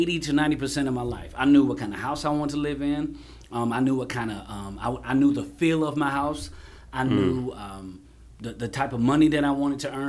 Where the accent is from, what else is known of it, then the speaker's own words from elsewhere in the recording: Kelton, South Carolina, United States; also born or lived in Union, South Carolina / Jonesville, South Carolina; I'm from Kelton by way of Union. Kelton raised me.